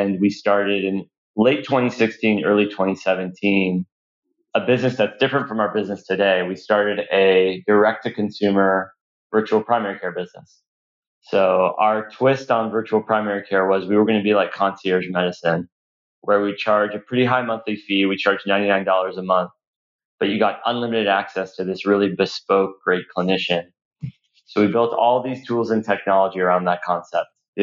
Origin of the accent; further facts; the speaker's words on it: Los Angeles, California, United States; also born or lived in Boston; I was born in Los Angeles